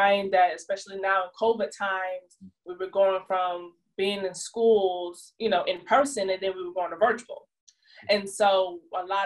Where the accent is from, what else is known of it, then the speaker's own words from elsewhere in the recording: Jonesboro, Georgia, United States; I moved back to my hometown, Jonesboro, Georgia. It's like south of Atlanta.